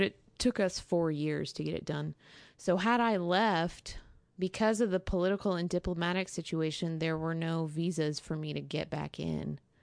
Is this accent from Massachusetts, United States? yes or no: no; Texas, United States; moved away as an adult; now in Syria; I'm a Texan